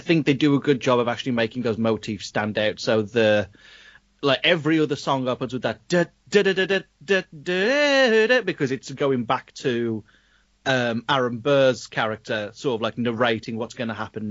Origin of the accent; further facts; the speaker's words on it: United Kingdom; we're really taught in schools in the UK